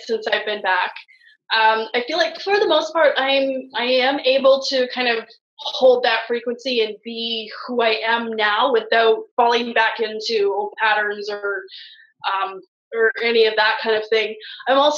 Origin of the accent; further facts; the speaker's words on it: Western Canada, Canada; moved away as an adult; a literal physical journey from Eastern Canada to Western Canada, coming back to my hometown. I had spent 10 years out east